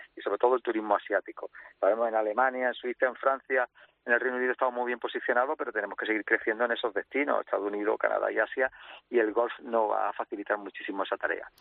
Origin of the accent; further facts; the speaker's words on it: Rincón de la Victoria, Andalusia, Spain; yo soy del Rincón de la Victoria